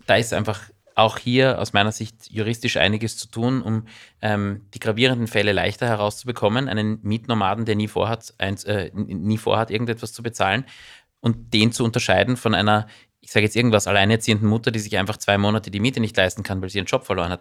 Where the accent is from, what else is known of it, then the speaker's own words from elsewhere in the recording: Austria; bei uns in Österreich